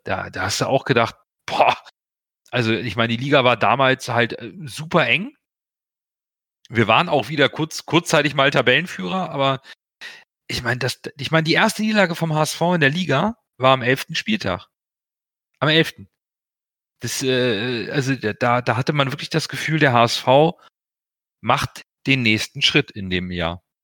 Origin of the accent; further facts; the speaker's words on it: Hamburg, Germany; also born or lived in Portugal; ich bin in Hamburg geboren